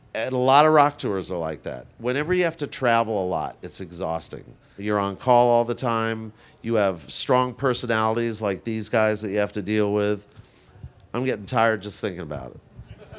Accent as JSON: {"language": "English", "town": "New York City", "region": "New York", "country": "United States", "tie": "born or raised there", "said": "I grew up in Forest Hills"}